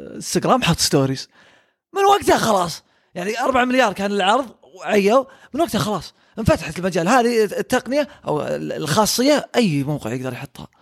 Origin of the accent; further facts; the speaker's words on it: Saudi Arabia; عندنا في السعوديه